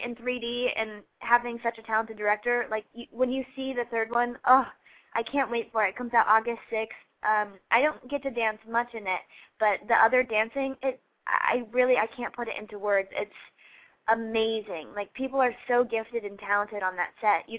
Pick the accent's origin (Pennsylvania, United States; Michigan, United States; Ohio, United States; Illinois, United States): Ohio, United States; moved away; I'm from Ohio